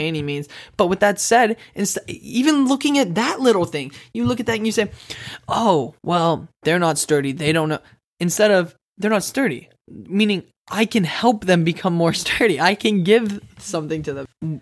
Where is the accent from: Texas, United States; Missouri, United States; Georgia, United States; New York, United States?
Texas, United States; now in Wichita, United States; I grew up in Texas. I live in Wichita, Kansas